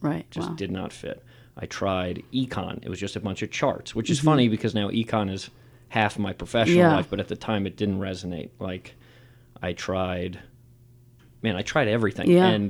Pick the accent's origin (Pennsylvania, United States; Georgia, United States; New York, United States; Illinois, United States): New York, United States; I'm from New York, just outside the city.